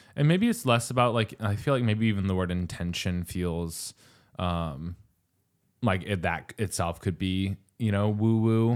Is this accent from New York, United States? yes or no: no; New Mexico, United States; moved away; I'm from New Mexico